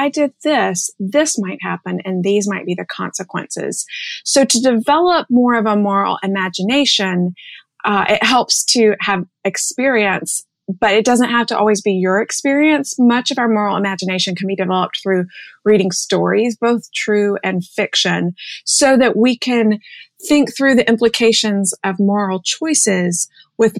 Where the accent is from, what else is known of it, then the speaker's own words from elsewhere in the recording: Birmingham, Alabama, United States; now in New York City, United States; I grew up in Birmingham, Alabama.